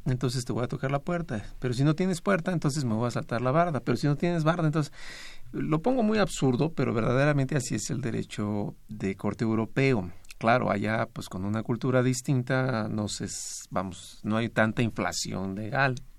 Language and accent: Spanish; Mexico; como mexicano